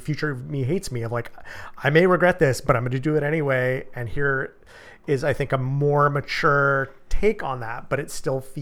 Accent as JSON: {"language": "English", "country": "United States", "said": "I am an American man born in the 20th century, and I was raised to be stoic"}